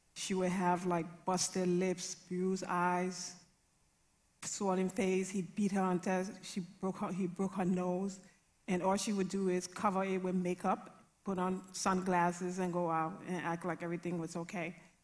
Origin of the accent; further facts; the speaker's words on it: Liberia; I grew up in a violent, abusive, alcoholic home.